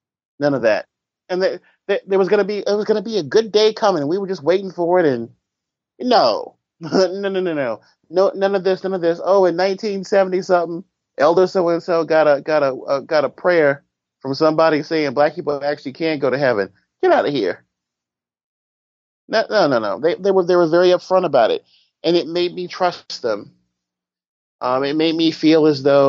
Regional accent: United States; I'm from America

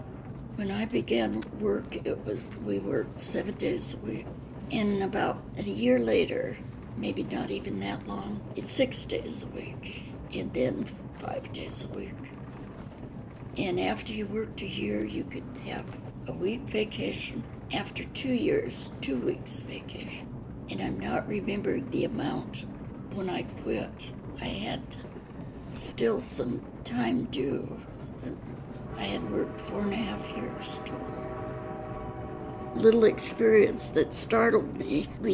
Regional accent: Spokane, Washington, United States; also born or lived in Seattle / Wenatchee; previously …, born in Spokane, Washington, at the Deaconess Hospital, August 14, 1926. I grew up in somewhat in Seattle and a year in Wenatchee, but mostly in Spokane.

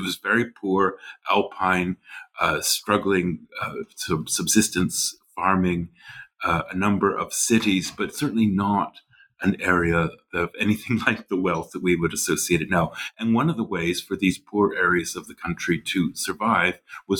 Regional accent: Canada; also born or lived in Nova Scotia, Canada / St. Andrews, Scotland / Switzerland; Sure. I grew up in Canada, in the western prairies of Canada, and then studied for many years in Nova Scotia on the East Coast

